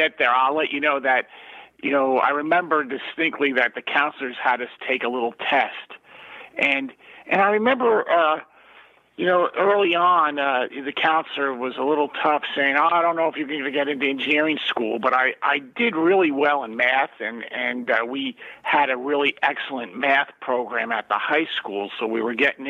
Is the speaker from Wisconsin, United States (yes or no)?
no; South Orange, New Jersey, United States; I grew up in South Orange, New Jersey, Essex County